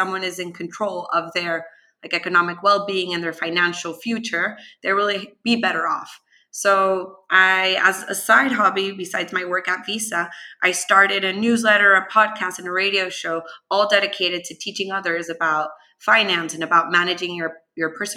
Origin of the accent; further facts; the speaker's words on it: Venezuela; now in United States; I am originally from Venezuela